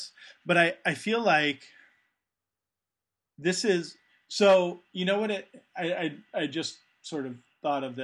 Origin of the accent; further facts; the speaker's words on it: United States; I'm American